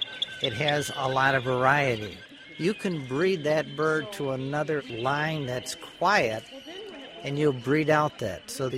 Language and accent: English; Saginaw, Michigan, United States; I'm from Saginaw, Michigan.